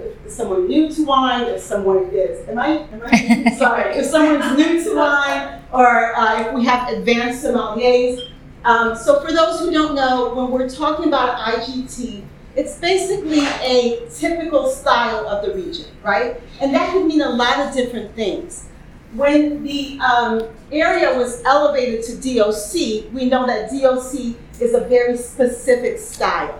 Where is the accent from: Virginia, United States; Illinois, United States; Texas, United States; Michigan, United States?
Illinois, United States; Chicago; I'm from Chicago